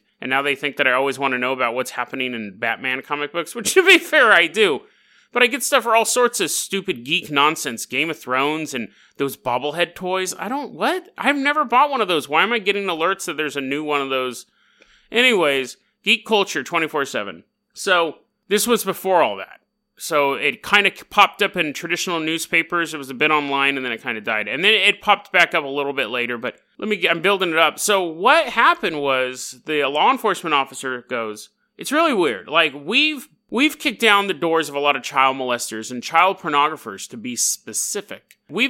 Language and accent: English; Canada; hey, oi, matey, I'm from Canada.